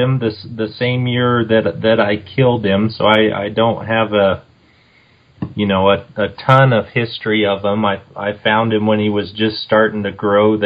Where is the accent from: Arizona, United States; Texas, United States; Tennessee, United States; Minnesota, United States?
Arizona, United States; St. Johns; also born or lived in Tucson, Arizona; I grew up in St. John's, Arizona, north of Springerville there